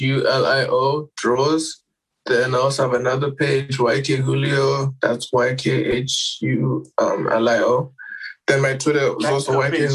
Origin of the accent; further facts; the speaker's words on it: Harare, Zimbabwe; I'm from Zim